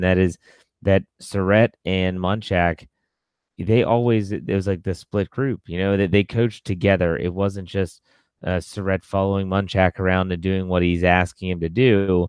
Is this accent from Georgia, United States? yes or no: no; West Virginia, United States; I'm from West Virginia.